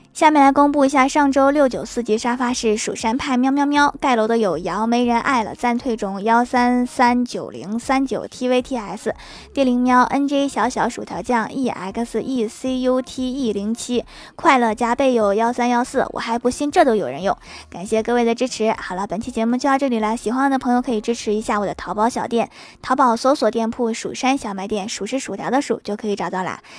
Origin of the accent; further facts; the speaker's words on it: Northeast China, China; 虽然我也是东北的，但是我们这儿一般不用盆吃饭的